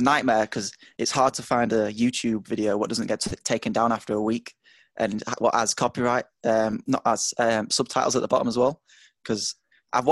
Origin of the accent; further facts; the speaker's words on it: Sheffield, Yorkshire and the Humber, United Kingdom; from the UK, from a really hilly place called Sheffield in the UK.